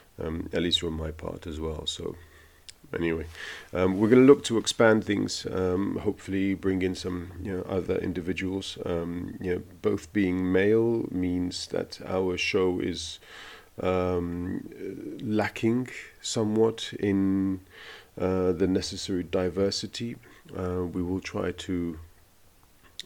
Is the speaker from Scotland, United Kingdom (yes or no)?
no; London, United Kingdom; also born or lived in Italy; now in Berlin, Germany; I've lived in 3 countries, if you include the country of my birth, which is the UK. I was born in London